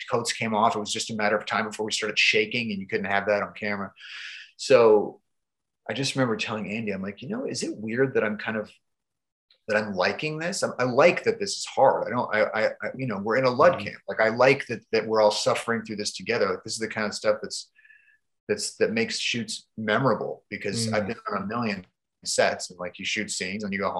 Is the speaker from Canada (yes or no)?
yes; Canada; I'm from Canada.